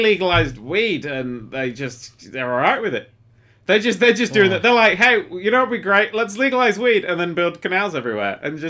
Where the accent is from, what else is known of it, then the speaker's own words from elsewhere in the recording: United Kingdom; I'm British, for fuck's sake.